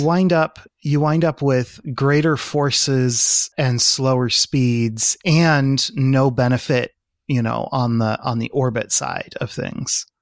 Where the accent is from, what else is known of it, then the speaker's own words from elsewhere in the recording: California, United States; as a Californian